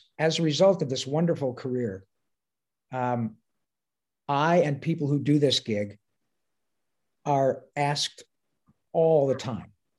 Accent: Detroit, Michigan, United States; moved away; my hometown

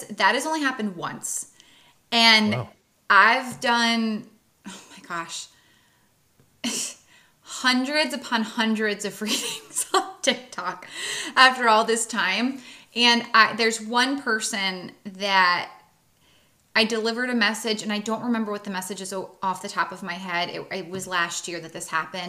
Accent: East Coast, United States; I'm from the East Coast and we are assertive in our communication

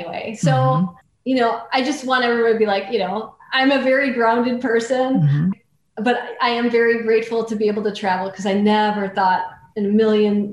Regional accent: North Central Wisconsin, United States; I grew up in North Central Wisconsin where we didn't have any money.

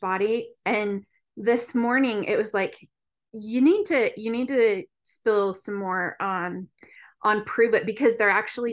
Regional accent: Utah, United States; I grew up in Utah.

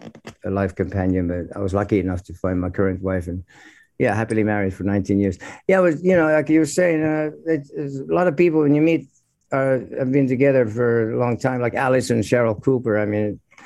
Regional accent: Finland; we're growing up in Finland

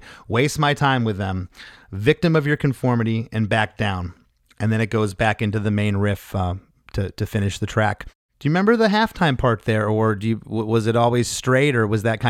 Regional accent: Canada; we're Canadian.

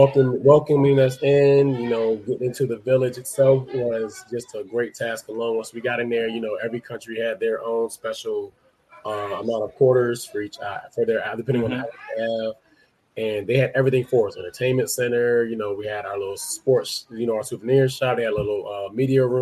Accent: United States; I grew up in the U.S.

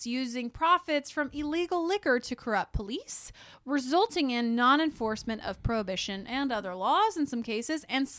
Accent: Texas, United States; I'm from Texas

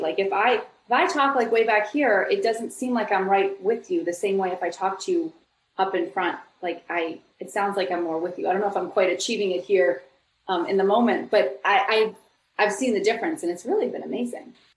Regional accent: Buffalo, New York, United States; now in Los Angeles, United States; I grew up in Buffalo, New York.

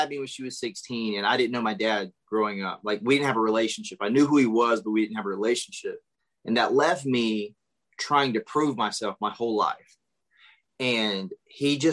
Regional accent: South Carolina, United States; moved away as an adult; also born or lived in Hollywood; I'm from South Carolina

